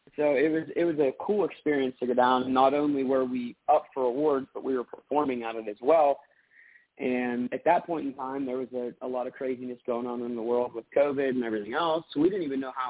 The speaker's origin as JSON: {"language": "English", "town": "Pittsburgh", "region": "Pennsylvania", "country": "United States", "also_born_or_lived": "Butler, Pennsylvania", "said": "I'm from Pittsburgh"}